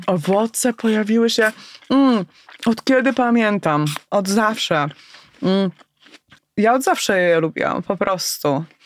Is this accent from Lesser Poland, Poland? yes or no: no; Elbląg, Warmian-Masurian Voivodeship, Poland; ja wtedy jako nastolatka w tym Elblągu